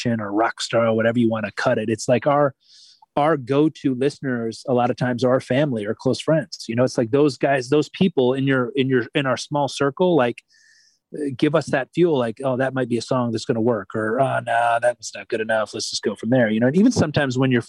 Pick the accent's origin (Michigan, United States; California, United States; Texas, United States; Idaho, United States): Michigan, United States; I grew up in Michigan